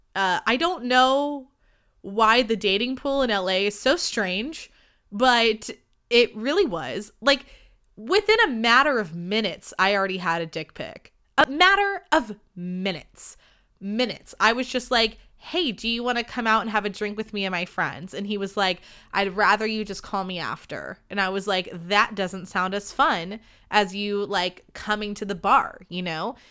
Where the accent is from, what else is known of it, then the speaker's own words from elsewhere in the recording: Livermore, California, United States; I'm from Livermore